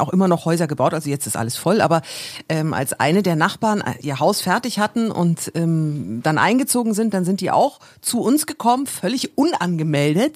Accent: Erlangen, Bavaria, Germany; now in Berlin, Germany; Ich, ich bin ja aus Bayern und habe da ja in einem relativen, also in einer Kleinstadt, Erlangen heißt die, da bin ich aufgewachsen

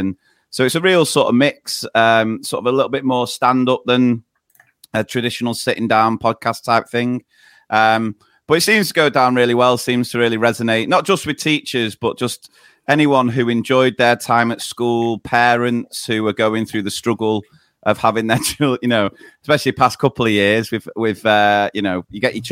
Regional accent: Manchester, North West England, United Kingdom; We are brothers from Manchester, both working in primary schools

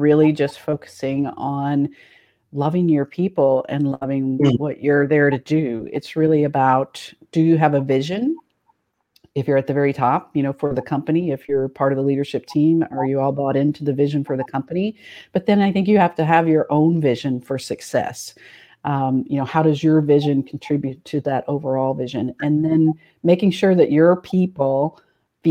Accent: Tennessee, United States; moved away as an adult; now in Ohio, United States; I've been in Ohio for 26 years. I'm originally from Tennessee, so a little bit warmer

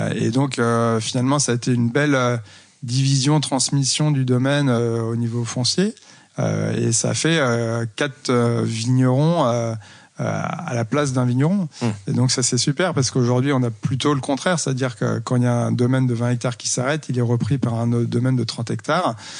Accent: Loire, France; moved away as an adult; also born or lived in Rennes / Montpellier / Nîmes; now in Saumur, France; ma région d'origine

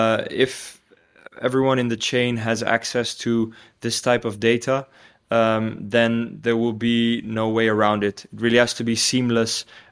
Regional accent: Tanzania; now in Hilversum, Netherlands; So I think what definitely shaped me the most is growing up in Tanzania in East Africa.

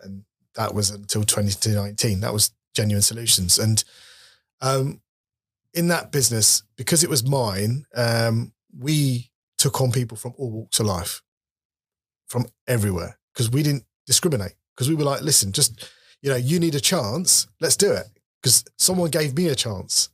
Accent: Leicester, East Midlands, United Kingdom; moved away as an adult; now in London, United Kingdom; I'm a lad from Leicester who left when I was twenty-one

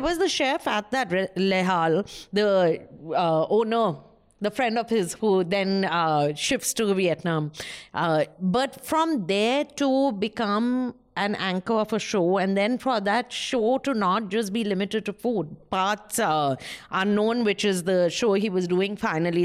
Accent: West Bengal, India; I'm from Bengal, a poor

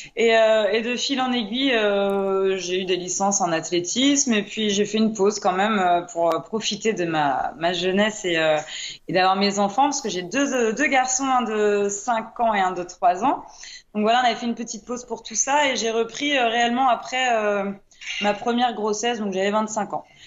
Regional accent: Brittany, France; Chez nous en Bretagne

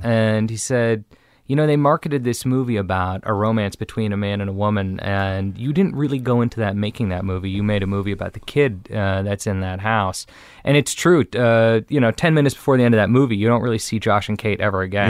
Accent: Beverly Hills, California, United States; I grew up in Beverly Hills, the son of a famous director

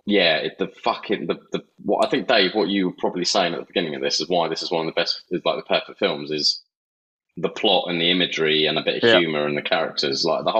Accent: New Jersey, United States; I'm from Jersey

